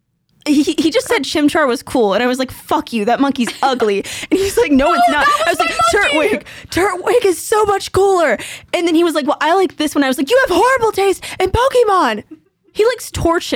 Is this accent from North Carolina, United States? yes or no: yes; Rocky Mount, North Carolina, United States; born or raised there